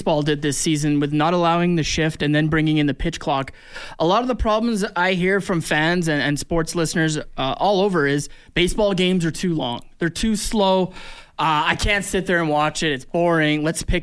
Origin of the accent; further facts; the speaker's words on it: Canada; as a Canadian who likes basketball